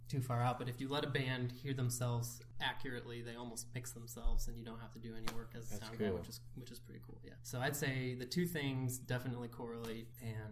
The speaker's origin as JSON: {"language": "English", "region": "Ohio", "country": "United States", "moved": "yes", "said": "We're from Ohio"}